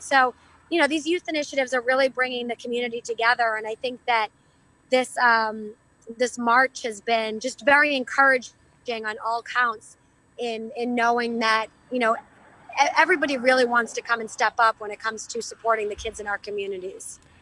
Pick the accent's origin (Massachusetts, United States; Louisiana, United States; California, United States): Massachusetts, United States; Methuen; this important capital campaign right in my hometown